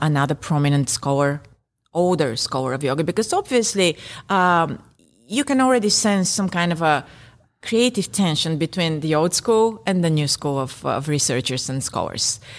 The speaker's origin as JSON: {"language": "English", "country": "Bulgaria", "first_language": "Bulgarian", "second_language": "English", "said": "Bulgarian, my native language"}